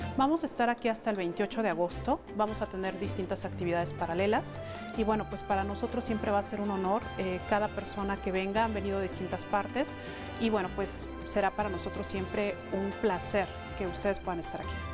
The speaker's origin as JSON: {"language": "Spanish", "country": "Mexico", "said": "nuestro país"}